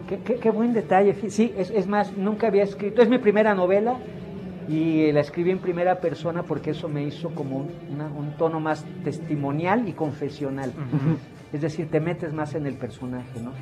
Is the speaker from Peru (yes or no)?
no; Mexico; como sociedad mexicana